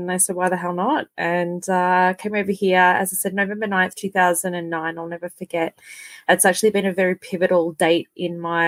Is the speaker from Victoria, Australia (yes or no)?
yes; Melbourne, Victoria, Australia; moved away as an adult; also born or lived in California; now in Calgary, Canada; I'm on Treaty 7 over here in Calgary, but I'm originally from the Birrarung region out in Victoria, which is the Melbourne region along the Birrarung River of Murrumbidgee.